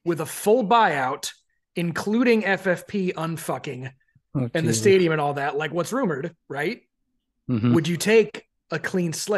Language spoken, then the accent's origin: English; United States; I'm an American and I didn't grow up with the club